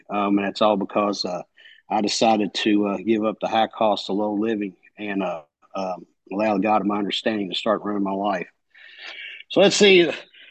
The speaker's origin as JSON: {"language": "English", "region": "Kentucky", "country": "United States", "said": "The accent, I'm from Kentucky"}